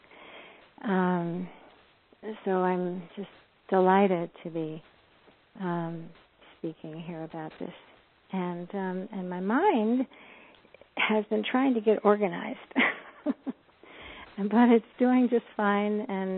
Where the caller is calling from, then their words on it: Boulder, Colorado, United States; I am joining you from Boulder, Colorado. And I'm in my home office here.